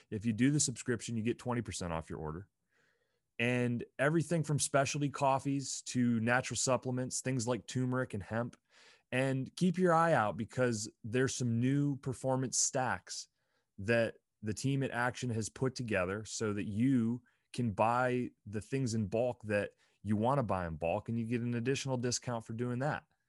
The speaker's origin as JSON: {"language": "English", "region": "Pennsylvania", "country": "United States", "tie": "born or raised there", "also_born_or_lived": "Provo, Utah", "moved": "as an adult", "said": "I grew up in Pennsylvania"}